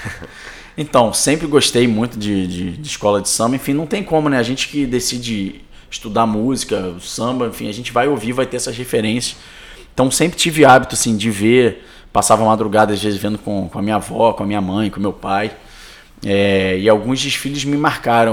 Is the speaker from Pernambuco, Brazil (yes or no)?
no; Rio de Janeiro, Brazil; eu sou dali de Santa Teresa, muito próximo